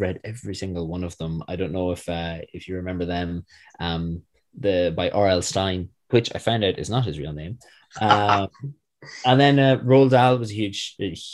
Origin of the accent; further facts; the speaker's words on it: Manorhamilton, Connacht, Ireland; also born or lived in United States; we moved home and I've been here since. Growing up in North Leitrim in a small town called Manor Hamilton